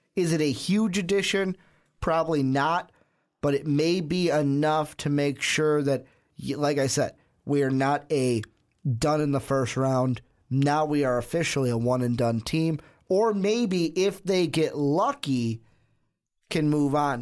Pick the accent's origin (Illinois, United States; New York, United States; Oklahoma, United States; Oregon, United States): Illinois, United States; Chicago; born or raised there